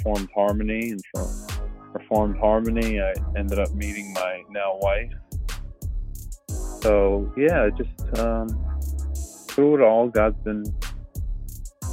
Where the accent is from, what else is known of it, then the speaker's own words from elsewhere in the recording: Northeast Pennsylvania, United States; I'm from Pennsylvania, so I'm from Northeast Pennsylvania